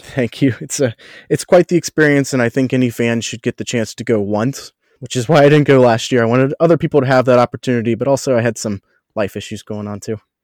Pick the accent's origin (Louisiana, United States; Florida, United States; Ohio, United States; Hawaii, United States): Ohio, United States; Cincinnati; moved away as an adult; also born or lived in Orlando; Growing up around Cincinnati